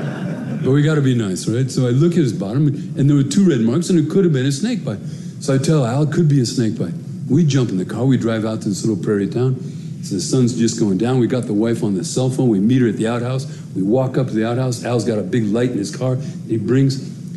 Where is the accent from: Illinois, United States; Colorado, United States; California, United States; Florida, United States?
Colorado, United States; Denver; I grew up in Denver. I come from a big Irish Catholic family. I told you, I grew up in a black neighborhood, went to a black high school.